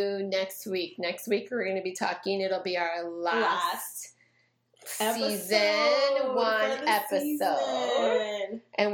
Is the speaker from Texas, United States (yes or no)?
yes; Texas, United States; moved away as an adult; we're from Texas.